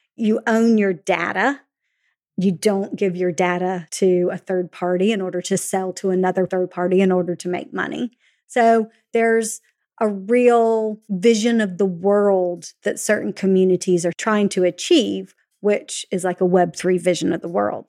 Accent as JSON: {"language": "English", "country": "United States", "moved": "yes", "said": "as an American"}